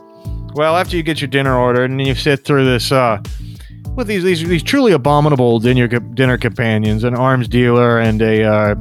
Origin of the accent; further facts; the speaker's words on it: South Africa; No, not American. I'm from South Africa.